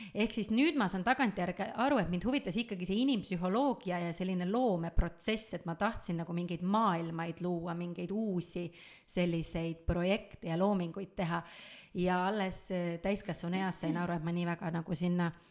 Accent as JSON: {"language": "Estonian", "town": "Tallinn", "region": "Harju County", "country": "Estonia", "tie": "born or raised there", "said": "olen ma Tallinnas sündinud, Tallinnas kasvanud"}